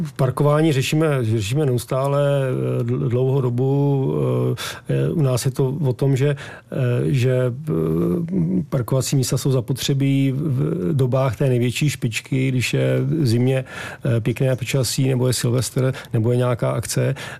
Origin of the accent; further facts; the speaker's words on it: Prague, Czechia; moved away as an adult; now in Malá Úpa, Czechia; Já jsem z Prahy, ale manželku mám vyrůstající v Peci